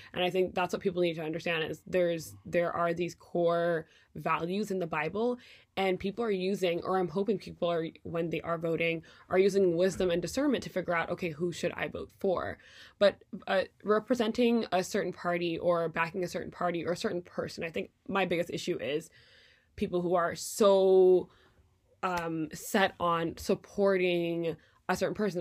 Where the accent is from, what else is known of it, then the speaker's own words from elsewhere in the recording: Quebec, Canada; moved away as an adult; now in United States; Canadian politics, where I grew up